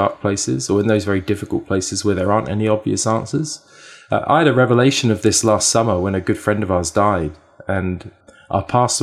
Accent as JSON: {"language": "English", "region": "England", "country": "United Kingdom", "tie": "born or raised there", "also_born_or_lived": "Canada", "moved": "as an adult", "lives_now": "Vancouver, Canada", "said": "I was born and raised in England. I moved to Canada 8 years ago"}